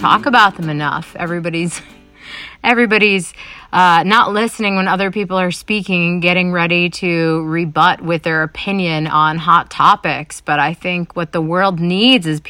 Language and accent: English; New Hampshire, United States; moved away as an adult; also born or lived in New York City / Salem, Massachusetts / Boston area / Seattle; now in Los Angeles, United States; growing up in New Hampshire, where it's like cornfields and farms and there's the ocean always safely on the east.